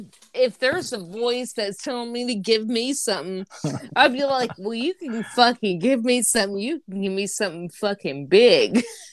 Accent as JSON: {"language": "English", "town": "Antioch", "country": "United States", "said": "I'm from Antioch."}